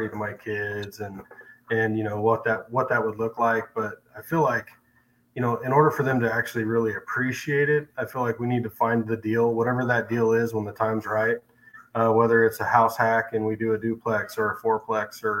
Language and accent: English; Salem, Oregon, United States; moved away as an adult; now in Springfield, United States; born and raised in Salem, Oregon